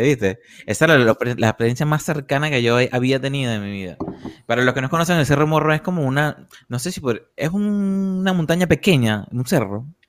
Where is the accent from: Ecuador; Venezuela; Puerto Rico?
Venezuela; Puerto La Cruz, Anzoátegui; nosotros todos somos de Barcelona, de Puerto La Cruz